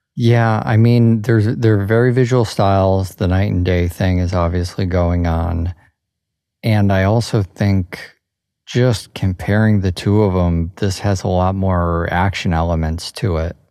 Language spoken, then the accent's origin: English; Chicago, Illinois, United States; growing up in Chicago